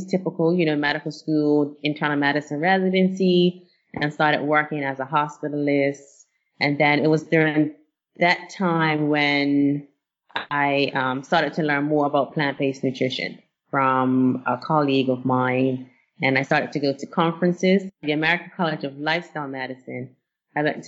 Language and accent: English; Bermuda; now in United States; And I grew up in Bermuda